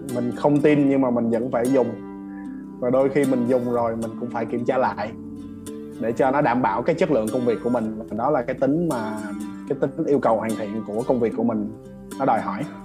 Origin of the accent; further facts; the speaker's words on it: Vietnam; mình là người Việt Nam mình là người châu Á nè